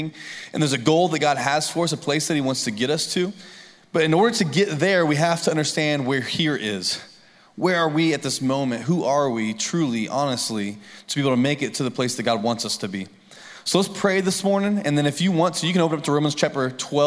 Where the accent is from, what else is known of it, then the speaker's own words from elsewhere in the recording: Lafayette, Indiana, United States; moved away as an adult; now in Columbia, United States; living in Lafayette, Indiana. It's a totally different ballgame. In fact, when I grew up, the only things I ever saw was like flat ground, cornfields